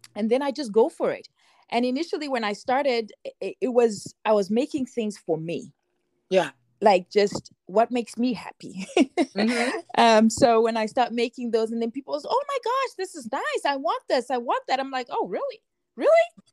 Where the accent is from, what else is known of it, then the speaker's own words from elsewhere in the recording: Zimbabwe; I'm I'm Zimbabwean. I grew up in Zimbabwe, and everywhere.